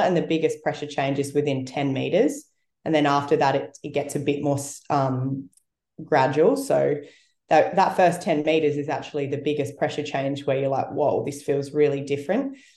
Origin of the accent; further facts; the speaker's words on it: South Australia, Australia; moved away; I grew up in South Australia where it's it's colder.